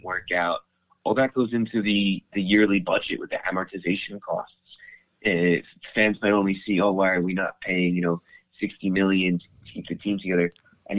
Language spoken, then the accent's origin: English; New Jersey, United States; now in Rome, Italy; I grew up in Jersey